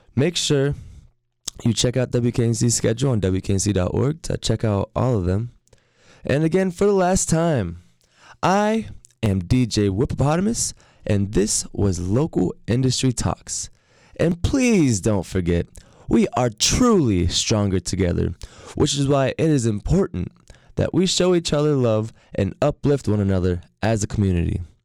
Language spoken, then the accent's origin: English; Norfolk, Virginia, United States; moved away as an adult; now in Raleigh, United States; moving back to my hometown of Norfolk, Virginia